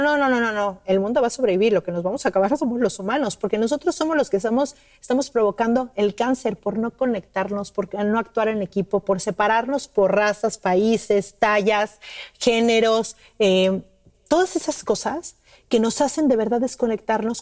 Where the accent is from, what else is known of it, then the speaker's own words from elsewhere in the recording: Mexico City, Mexico; now in Cancún, Mexico; Yo vivo en Cancún y, y, soy de México, mi familia vive en México